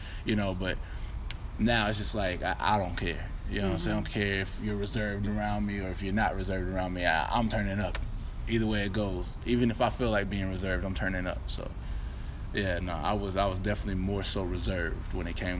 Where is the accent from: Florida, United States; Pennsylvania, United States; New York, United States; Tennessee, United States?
Tennessee, United States; Clarksville; moved away; also born or lived in Hopkinsville, Kentucky / Bloomington, Illinois; I was born in Hopkinsville, Kentucky, and raised in Clarksville, Tennessee